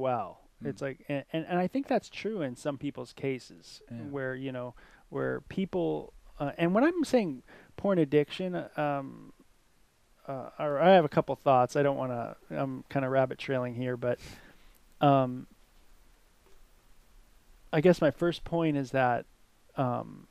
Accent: Southern California, United States; growing up in Southern California, hanging out at Venice Beach

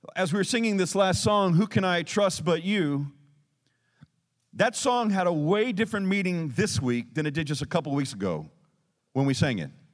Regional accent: Texas, United States; we're Texan.

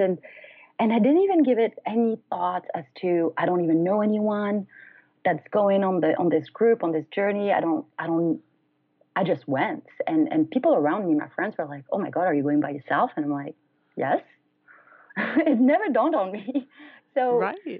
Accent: France; moved away as an adult; also born or lived in United States; I'm originally from France, so I decided to leave the U.S. and go back to France.

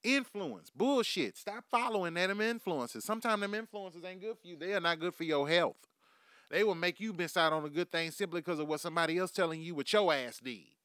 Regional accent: United States; we live in America

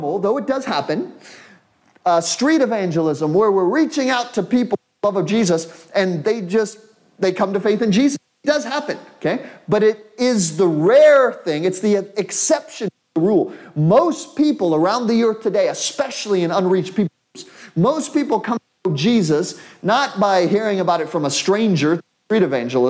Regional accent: United States; as an American, I come from an individual culture

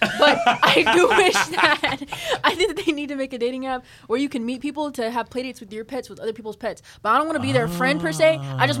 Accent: Texas, United States; I grew up in Texas

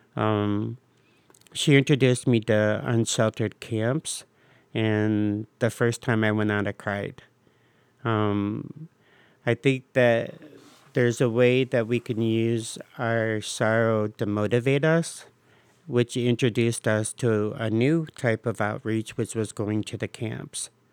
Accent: Bowling Green, Ohio, United States; also born or lived in Cleveland Heights, Ohio / Euclid, Ohio; now in Cleveland, United States; I'm from Bowling Green.

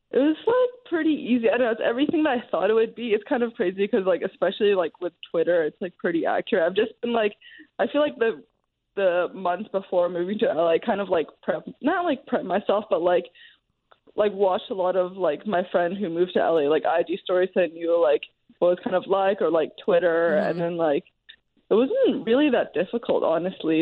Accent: Hong Kong; growing up in Hong Kong

